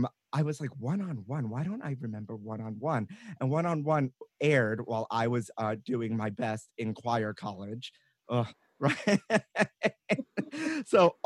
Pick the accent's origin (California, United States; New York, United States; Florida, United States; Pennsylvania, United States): New York, United States; New York City; I'm from Brooklyn